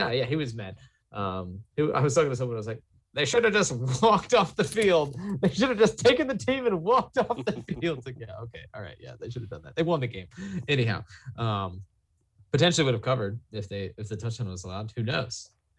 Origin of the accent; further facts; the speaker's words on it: Harrisonburg, Virginia, United States; I grew up in Harrisonburg. I know the area.